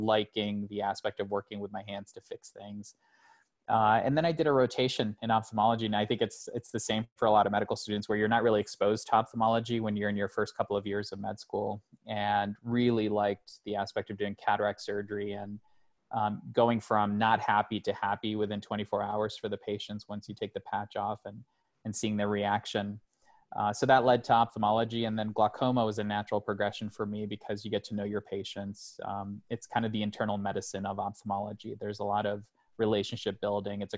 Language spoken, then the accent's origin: English; Ohio, United States; moved away as an adult; also born or lived in Pittsburgh; now in Colorado, United States; I'm from Ohio originally